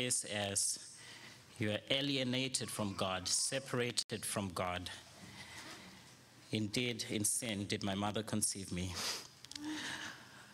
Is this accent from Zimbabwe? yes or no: yes; Zimbabwe; I was born and raised in Zimbabwe